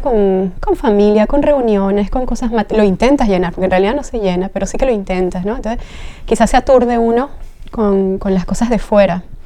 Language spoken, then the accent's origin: Spanish; Caracas, Capital District, Venezuela; moved away as an adult; now in Spain; soy de Venezuela, nací en Caracas